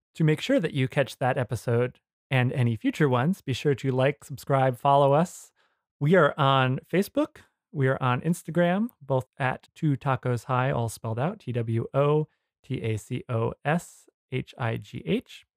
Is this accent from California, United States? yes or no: no; New Jersey, United States; I grew up in New Jersey in Area Two